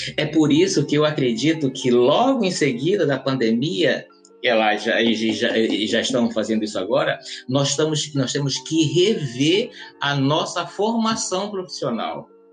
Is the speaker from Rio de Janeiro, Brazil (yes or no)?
no; Alenquer, Pará, Brazil; moved away as an adult; now in Florianópolis, Brazil; Eu sou natural da cidade de Alenquer, no estado do Pará